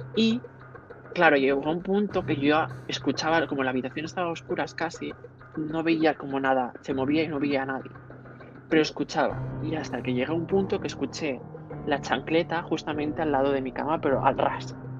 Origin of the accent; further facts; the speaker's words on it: Catalonia, Spain; soy catalán